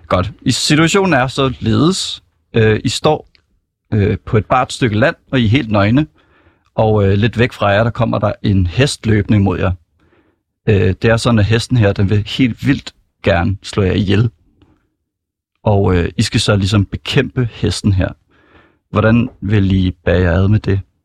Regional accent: Copenhagen, Capital Region of Denmark, Denmark; Jeg er fra Sydhavnen, jeg er 24

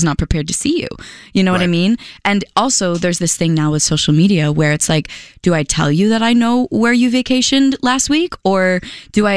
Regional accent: Philadelphia, Pennsylvania, United States; also born or lived in California; now in New York, United States; I grew up in Philly, so I'm used to seasons

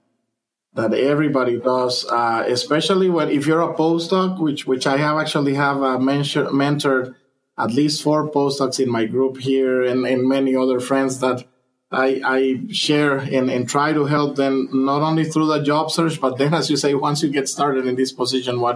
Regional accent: Honduras; moved away as an adult; now in United States; I am originally from Honduras

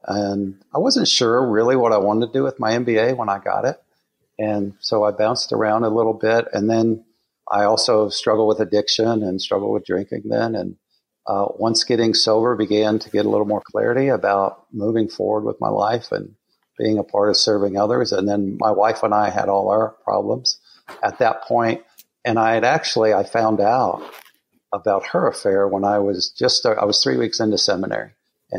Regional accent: Southern Colorado, United States; moved away; I was born in Southern Colorado

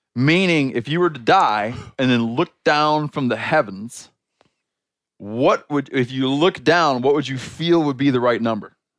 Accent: Michigan, United States; moved away; my home state of Michigan

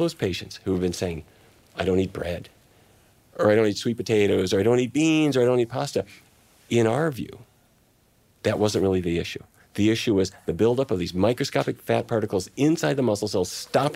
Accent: Fargo, North Dakota, United States; moved away; my family, I come from the Midwest. My dad was in the cattle business, and his dad and his dad and his dad, and I drove cattle myself to East St. Louis to slaughter

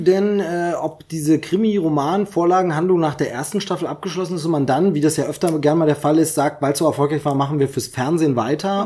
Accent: East Germany, Germany; Ich komme aus dem Osten, hab's da verpasst. Denn Augsburger Puppenkiste habe ich dann erst mitbekommen nach der Wende eben

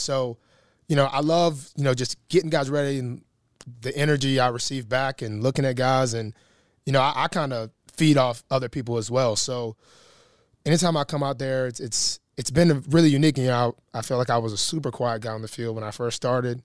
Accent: Alabama, United States; moved away as an adult; now in Baltimore, United States; I'm not a city guy. I come from Alabama

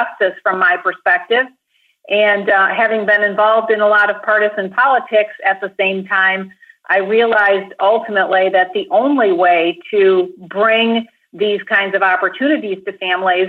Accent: Grand Rapids, Michigan, United States; a small urban Christian school in my hometown of Grand Rapids

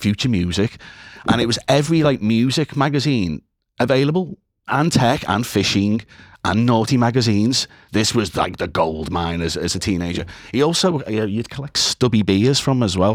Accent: Liverpool, North West England, United Kingdom; I am originally from Liverpool. I am still in Liverpool

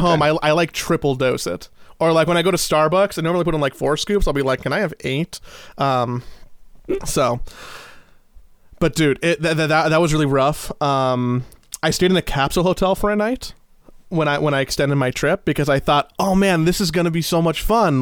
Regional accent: Los Angeles, California, United States; I was from Los Angeles

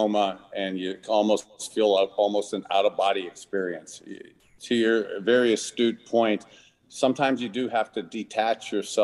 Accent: Youngstown, Ohio, United States; a little boy who grew up in Youngstown, Ohio, halfway between Cleveland

